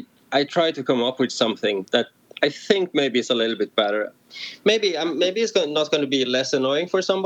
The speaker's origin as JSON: {"language": "English", "country": "Norway", "moved": "yes", "lives_now": "Barcelona, Spain", "said": "I'm from Norway, but I live in Spain, just outside Barcelona."}